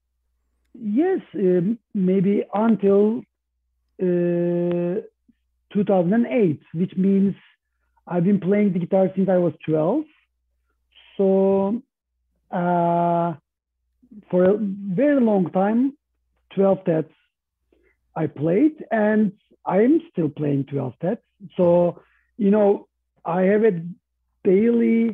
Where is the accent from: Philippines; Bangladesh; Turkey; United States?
Turkey; Istanbul; I was raised in Istanbul